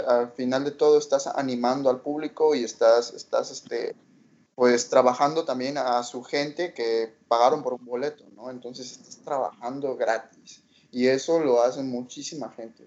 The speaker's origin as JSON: {"language": "Spanish", "country": "Mexico", "said": "nosotros como mexicanos"}